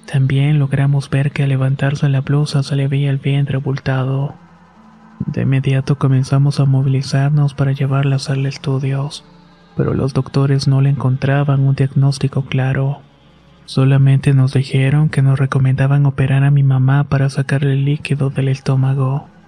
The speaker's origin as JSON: {"language": "Spanish", "town": "Apaseo", "region": "Guanajuato", "country": "Mexico", "tie": "born or raised there", "said": "Nosotros somos originarios de Apaseos perteneciente al estado de Guanajuato."}